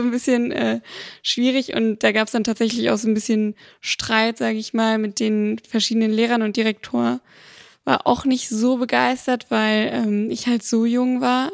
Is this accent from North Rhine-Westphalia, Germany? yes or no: yes; Bonn, North Rhine-Westphalia, Germany; also born or lived in Siegburg; komme eigentlich aus Holzler und bin geboren in Siegburg